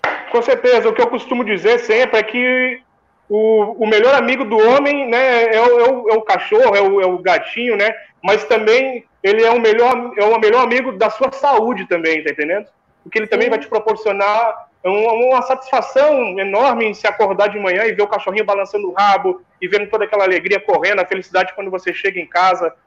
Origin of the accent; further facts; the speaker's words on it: Rio Grande do Sul, Brazil; moved away; Eu, quando eu saía da escola, eu morava, eu sou gaúcho, né? Eu morava no Rio Grande do Sul